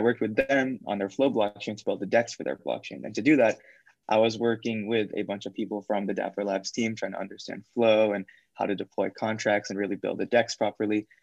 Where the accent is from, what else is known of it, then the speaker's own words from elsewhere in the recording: Fremont, California, United States; I'm from Fremont in the Bay Area